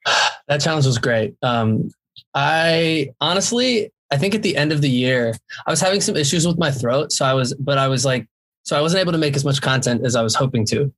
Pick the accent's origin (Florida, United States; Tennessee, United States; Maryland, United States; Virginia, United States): Florida, United States; Jacksonville; I'm from Jacksonville, Florida